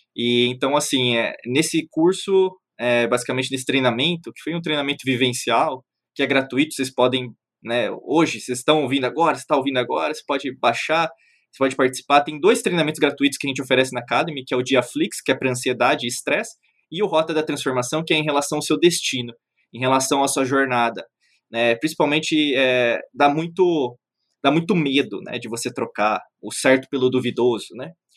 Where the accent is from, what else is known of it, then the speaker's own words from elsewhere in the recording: Brazil; Eu nasci no Brasil, eu sou um ocidental